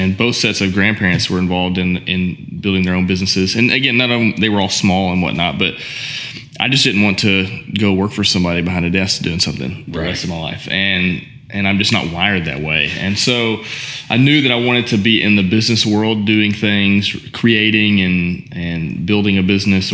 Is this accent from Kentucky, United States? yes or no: yes; Owensboro, Kentucky, United States; also born or lived in Nashville, Tennessee; my family owned a janitorial and maintenance company mm-hmm. back in my hometown of Owensboro